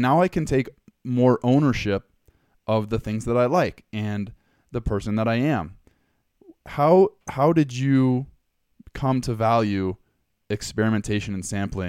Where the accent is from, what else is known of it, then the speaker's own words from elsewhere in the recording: Southern California, United States; So that's the house I grew up in. And I grew up in Southern California.